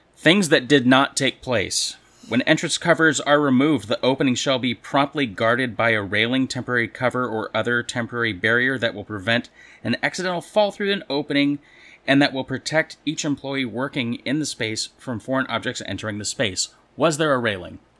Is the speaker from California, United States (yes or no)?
yes; California, United States; now in Missouri, United States; growing up in California